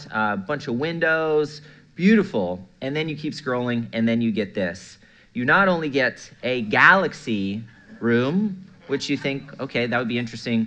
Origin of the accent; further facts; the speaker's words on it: Melbourne, Florida, United States; I'm from Melbourne, Florida.